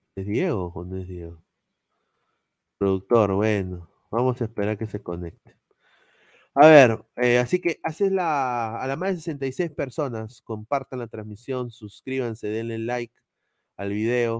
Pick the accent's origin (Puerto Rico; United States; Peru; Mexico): Peru; cuando estaba creciendo en Perú